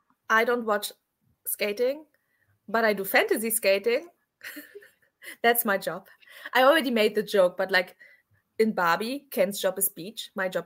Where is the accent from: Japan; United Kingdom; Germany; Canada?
Germany; By the way, I'm from Germany, so that's why I did this part.